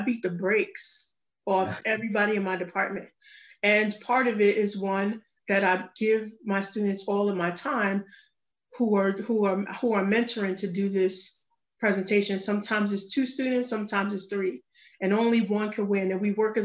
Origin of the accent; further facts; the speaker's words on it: New York City, New York, United States; moved away; I'm from the Bronx, New York